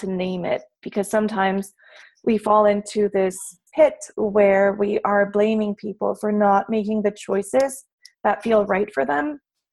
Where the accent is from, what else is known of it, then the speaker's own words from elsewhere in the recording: Mexico City, Mexico; I was born and raised in Mexico City. And with the exception of a few months doing externships here and there, I have never lived anywhere else.